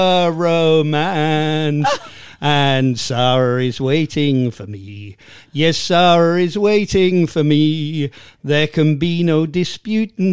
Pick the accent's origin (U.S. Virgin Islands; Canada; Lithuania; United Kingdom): United Kingdom; Tunbridge Wells, South East England; accent: half estuary vowels, half silly Sussex; I'm Tunbridge Wells born and bred